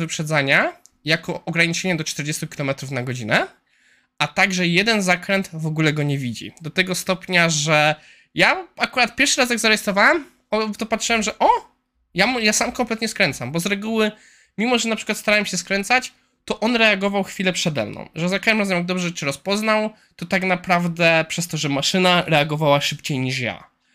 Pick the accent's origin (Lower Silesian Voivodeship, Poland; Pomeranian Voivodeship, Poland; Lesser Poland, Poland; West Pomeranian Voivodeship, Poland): Lower Silesian Voivodeship, Poland; Kłodzko area; jestem z okolic Kłodzka.